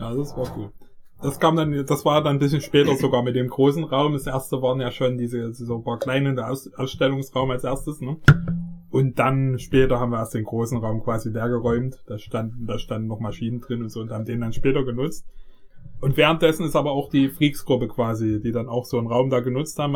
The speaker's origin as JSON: {"language": "German", "area": "Vogtland", "region": "Saxony", "country": "Germany", "tie": "born or raised there", "said": "in der Stadt wo ich aufgewachsen bin, also es ist ein kleiner Ort, so 6000 Leute wohnen hier vielleicht ungefähr im 3000. 3000. 3000 sogar nur. Also es ist wirklich ein kleiner Ort im Vogtland"}